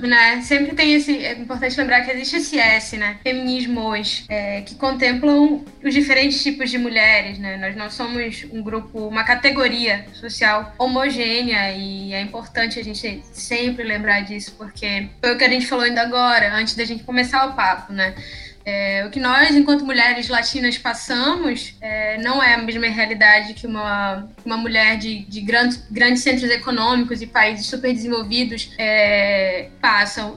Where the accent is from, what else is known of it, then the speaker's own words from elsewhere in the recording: Amapá, Brazil; sou amapaense, aqui do extremo norte do Brasil